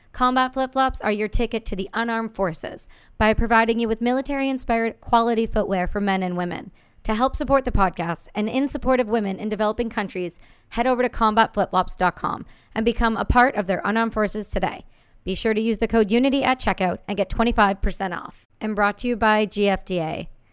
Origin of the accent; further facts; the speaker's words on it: Campbellford, Ontario, Canada; I'm from Campbellford